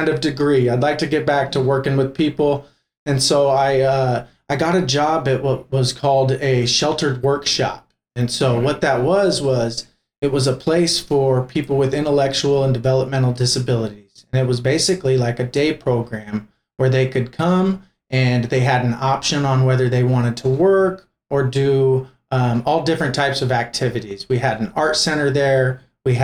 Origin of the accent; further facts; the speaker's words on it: Portland, Oregon, United States; born and raised in Portland, Oregon